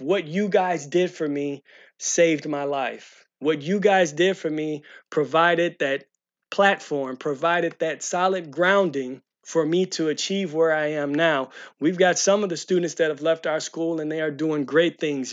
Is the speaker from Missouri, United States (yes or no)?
yes; St. Louis County, Missouri, United States; grew up in Saint Louis County area